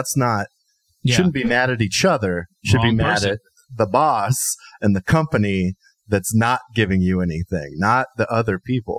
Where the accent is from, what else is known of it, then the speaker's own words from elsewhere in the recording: Columbus, Nebraska, United States; I'm from Columbus, Nebraska, home of the fighting discoverers.